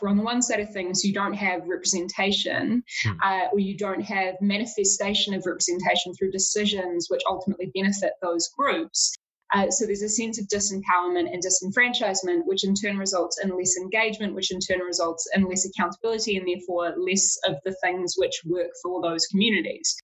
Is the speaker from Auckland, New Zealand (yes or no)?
yes; Auckland, New Zealand; I was from Auckland